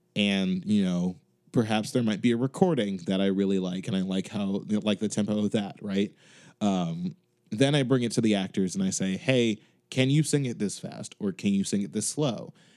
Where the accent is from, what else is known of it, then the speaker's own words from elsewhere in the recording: Chicago, Illinois, United States; now in Boston, United States; I'm currently living in Boston, but I am from Chicago